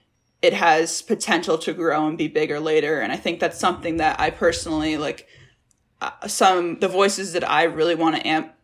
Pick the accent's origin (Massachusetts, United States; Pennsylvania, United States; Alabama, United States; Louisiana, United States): Massachusetts, United States; I grew up in Massachusetts